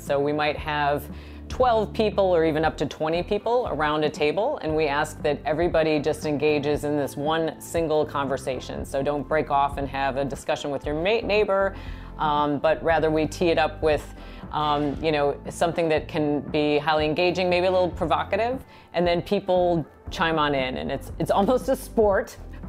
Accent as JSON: {"language": "English", "region": "Wisconsin", "country": "United States", "said": "I'm from the Midwest, so I can say that. I'm from Wisconsin."}